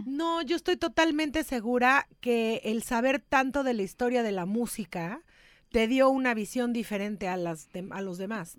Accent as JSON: {"language": "Spanish", "country": "Mexico", "moved": "yes", "lives_now": "Los Angeles, United States", "said": "yo soy mexicana más que el mole y, y me vine para, me vine para Los Ángeles a vivir para los Estados Unidos"}